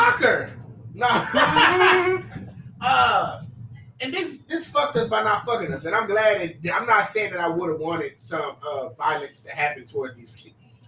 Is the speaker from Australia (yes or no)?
no; Texas, United States; And I'm from Texas.